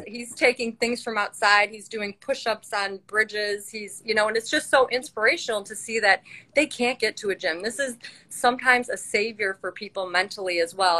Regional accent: Chicago, Illinois, United States; I am from Chicagoland area.

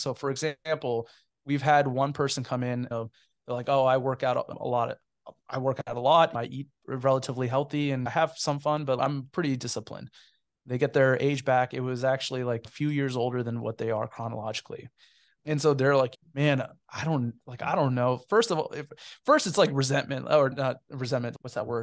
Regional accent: Cupertino, California, United States; moved away as an adult; also born or lived in Kentucky; I'm actually a native of the San Francisco Bay Area. I, I grew up in Cupertino, California.

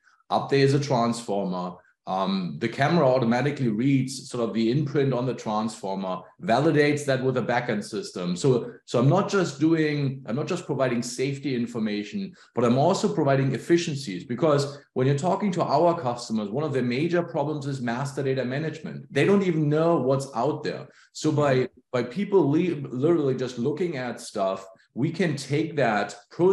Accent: Germany; moved away as an adult; now in Pacific Northwest, United States; I grew up in Germany, emigrated to the US about 20 plus years ago

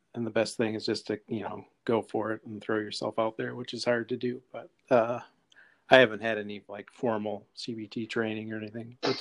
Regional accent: Rochester, United States; I was born and raised in Rochester

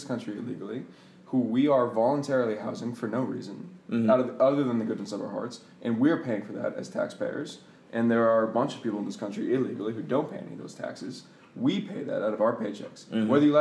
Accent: Boston, Massachusetts, United States; moved away as an adult; now in Bethesda, United States; I spent the majority of my life in Boston, very, very liberal area

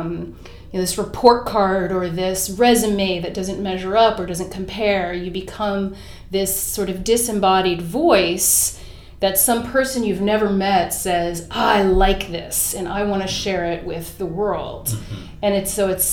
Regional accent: Cincinnati, Ohio, United States; growing up in Cincinnati

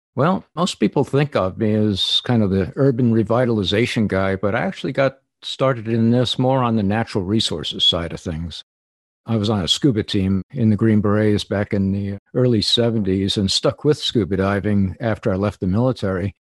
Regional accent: New Jersey, United States; I grew up in New Jersey

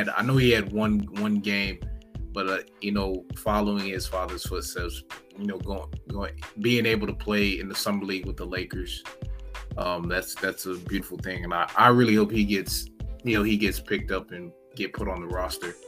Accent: Florida, United States; I'm from Florida

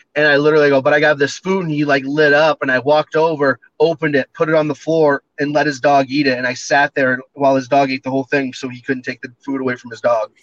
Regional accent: Standish, Maine, United States; now in Montana, United States; It's in Standish, Maine. That's my that's my family's apple orchard.

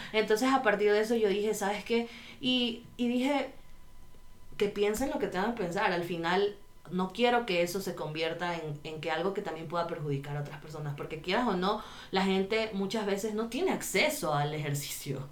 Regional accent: Guayaquil, Guayas, Ecuador; soy de Guayaquil

